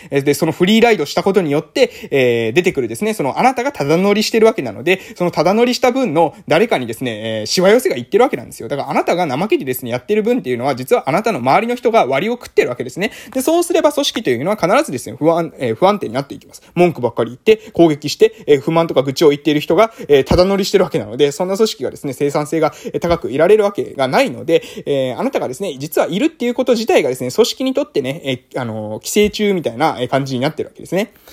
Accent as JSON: {"language": "Japanese", "area": "a village on Amami Oshima", "region": "Kagoshima", "country": "Japan", "tie": "born or raised there", "also_born_or_lived": "Fukuoka", "moved": "yes", "said": "今は、え鹿児島県の奄美大島の某村で、え地域おこし協力隊をしてます。で、地域おこし協力隊しているこの村というのは私の地元ですね。私の出身地"}